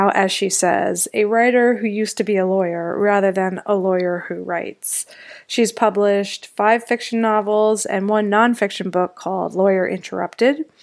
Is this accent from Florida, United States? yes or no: no; Washington, District of Columbia, United States; i grew up right on capitol hill